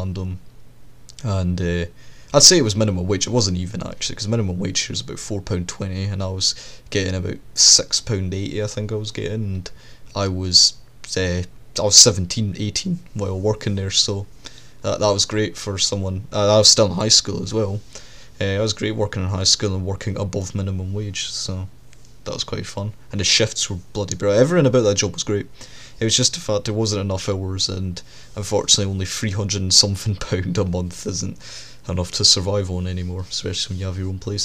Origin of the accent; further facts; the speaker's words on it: Scotland, United Kingdom; the distance between my hometown and a big city, because that's what it is. This town is basically just a midpoint for all the cities.